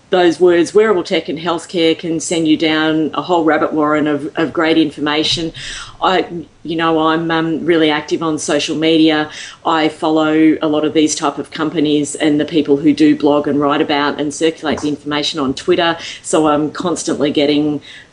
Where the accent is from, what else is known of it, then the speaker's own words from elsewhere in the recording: Australia; I'm here from Australia